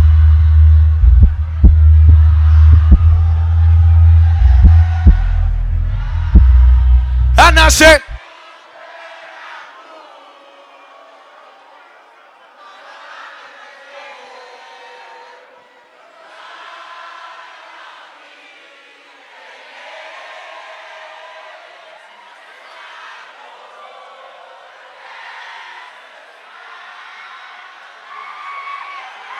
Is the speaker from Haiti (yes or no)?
yes; Haiti; now in New York City, United States; I grew up in Haiti, but my French is not that good anymore.